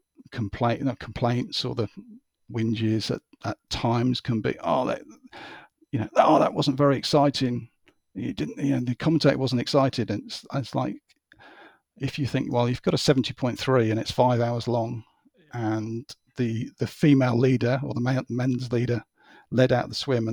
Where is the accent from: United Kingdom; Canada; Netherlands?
United Kingdom; as a Brit